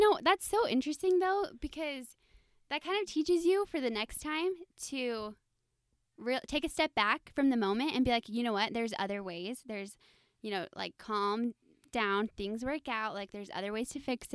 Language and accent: English; Texas, United States; moved away as an adult; also born or lived in Idaho / Utah; now in Arizona, United States; I am from Texas, so yes, Southern Belles